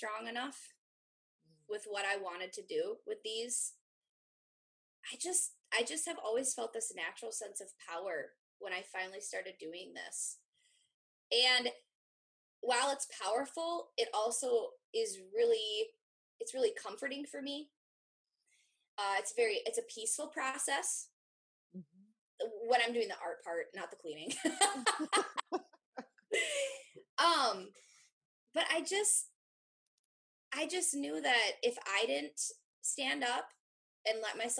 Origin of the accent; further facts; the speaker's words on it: Wisconsin, United States; I grew up in Wisconsin. I've never lived outside of Wisconsin